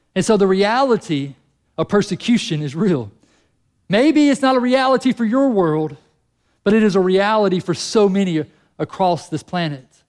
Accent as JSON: {"language": "English", "country": "United States", "said": "we're American"}